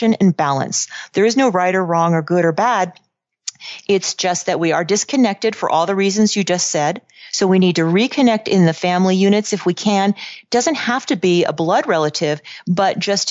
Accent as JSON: {"language": "English", "area": "Silicon Valley", "region": "California", "country": "United States", "tie": "born or raised there", "also_born_or_lived": "Los Angeles", "said": "I grew up in Silicon Valley."}